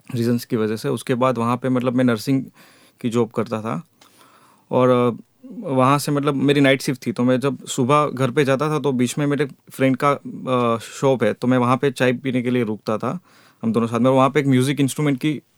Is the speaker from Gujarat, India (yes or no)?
yes; Porbandar, Gujarat, India; moved away as an adult; also born or lived in Jamnagar; मैं पोरबंदर से हूँ